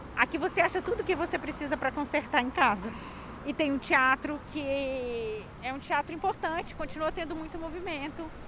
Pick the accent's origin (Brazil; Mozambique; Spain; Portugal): Brazil; Belo Horizonte, Minas Gerais; moved away as an adult; now in Rio de Janeiro, Brazil; eu sou de Belo Horizonte, moro no Rio de Janeiro há sete anos